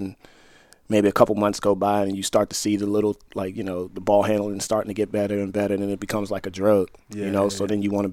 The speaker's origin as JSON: {"language": "English", "area": "Prince George's County", "region": "Maryland", "country": "United States", "tie": "born or raised there", "said": "I grew up in PG County."}